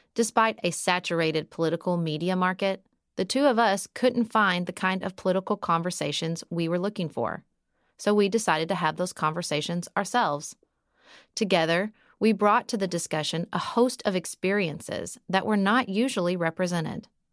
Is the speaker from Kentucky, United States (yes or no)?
yes; Paducah, Kentucky, United States; moved away as an adult; also born or lived in Washington, D.C.; move to my hometown of Paducah, Kentucky